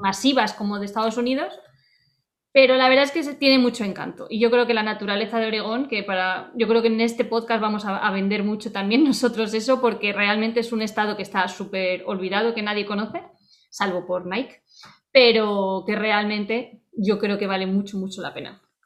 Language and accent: Spanish; Murcia, Region of Murcia, Spain; moved away as an adult; also born or lived in Salamanca; now in Eugene, United States; Yo nací en Salamanca, luego vivimos en diferentes lugares y acabé viviendo, hace ya mucho, empecé a vivir muchos años en Murcia